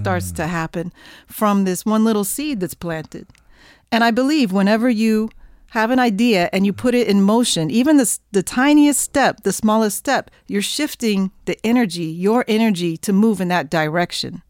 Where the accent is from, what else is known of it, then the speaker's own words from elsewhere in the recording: near Oklahoma City, United States; I grew up in Oklahoma, near Oklahoma City